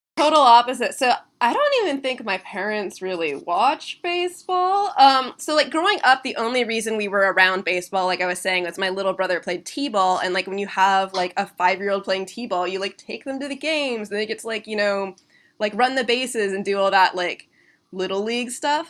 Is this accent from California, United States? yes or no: no; Kirkland, Washington, United States; moved away as an adult; also born or lived in Vermont; I was like born and raised in Kirkland